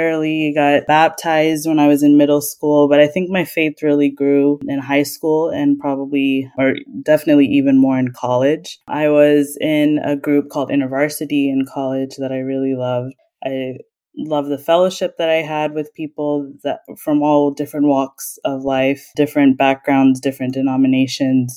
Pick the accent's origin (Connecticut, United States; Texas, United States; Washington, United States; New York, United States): Texas, United States; Dallas; moved away as an adult; also born or lived in Houston, Texas / South Florida; now in Orlando, United States; I was born and raised in Dallas. I lived there all my life, even through grade school, college, even medical school.